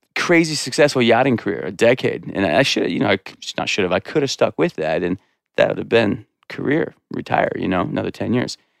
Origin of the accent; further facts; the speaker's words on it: Corwin Springs, Montana, United States; I grew up in Corwin Springs, like a mile down the road